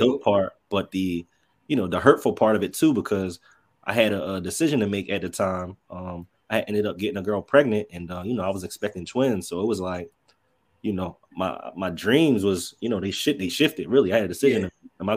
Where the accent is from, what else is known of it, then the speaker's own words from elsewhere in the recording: Norristown, Pennsylvania, United States; I'm originally from Norristown, so I'm probably about 20-25 minutes outside of Philadelphia